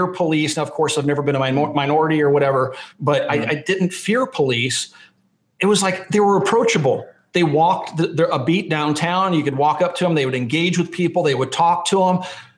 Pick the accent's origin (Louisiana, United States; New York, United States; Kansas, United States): Kansas, United States; Lawrence; moved away; When I was a kid growing up in Lawrence, Kansas